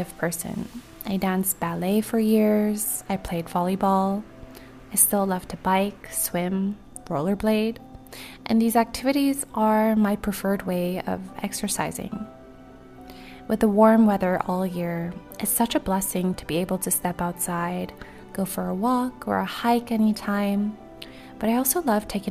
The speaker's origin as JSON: {"language": "English", "area": "Maui", "region": "Hawaii", "country": "United States", "tie": "born or raised there", "said": "my hometown"}